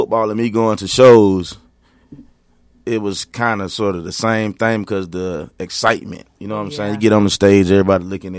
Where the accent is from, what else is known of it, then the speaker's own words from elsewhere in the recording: East Point, Georgia, United States; I'm originally from East Point, Georgia.